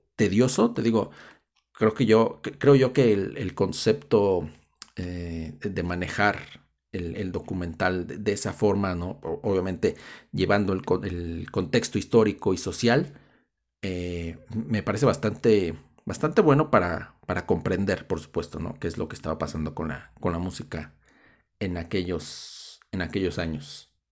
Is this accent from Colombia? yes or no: no; Mexico; nosotros seamos mexicanos